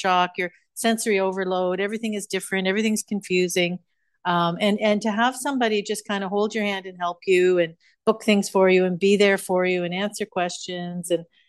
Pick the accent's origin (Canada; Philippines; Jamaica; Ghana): Canada; moved away as an adult; also born or lived in Tokyo; now in India; my home country of Canada